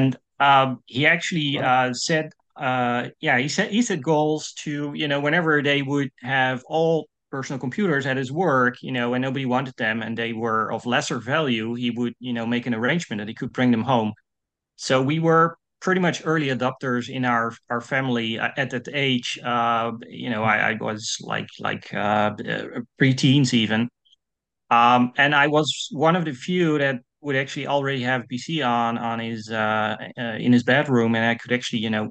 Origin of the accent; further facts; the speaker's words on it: Netherlands; English is a second language; I'm from the Netherlands. I'm a Dutch composer